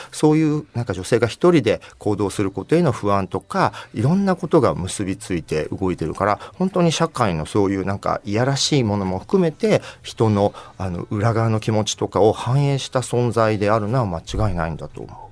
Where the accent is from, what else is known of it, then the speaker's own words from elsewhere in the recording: Gifu, Japan; 私の故郷岐阜